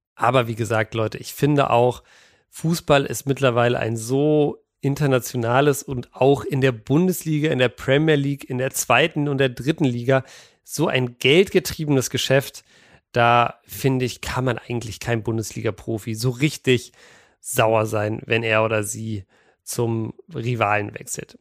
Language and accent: German; Berlin, Germany; als Berliner